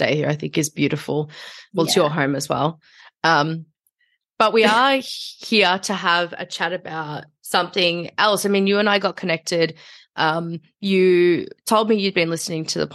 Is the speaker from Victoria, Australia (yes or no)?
yes; Melbourne, Victoria, Australia; as I grew up here